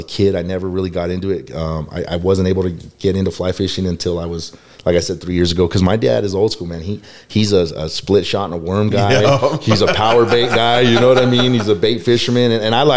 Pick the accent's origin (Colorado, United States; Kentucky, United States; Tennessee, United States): Colorado, United States; Denver; also born or lived in Johnstown, Colorado; I'm from Colorado in my early 20s